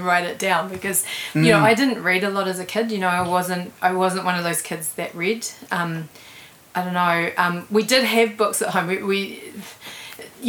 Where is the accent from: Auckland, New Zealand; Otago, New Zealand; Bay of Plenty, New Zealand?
Auckland, New Zealand; I grew up in Glen Innes